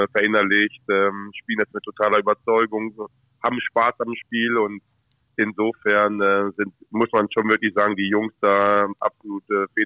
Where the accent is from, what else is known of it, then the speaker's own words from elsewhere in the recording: Hanover, Lower Saxony, Germany; Oh, schon der Maschsee, weil, weil ich äh, ein Hannoveraner Junge bin und ähm, das meine Heimat ist.